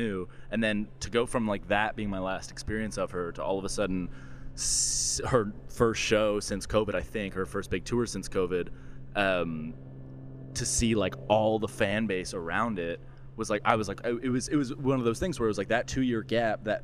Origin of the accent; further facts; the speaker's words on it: Orillia, Ontario, Canada; Mariposa Folk Fest, which is in my hometown